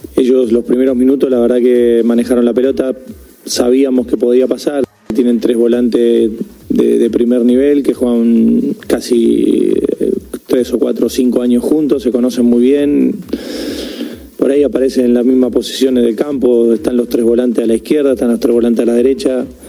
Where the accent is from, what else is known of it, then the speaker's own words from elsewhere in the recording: Argentina; somos argentinos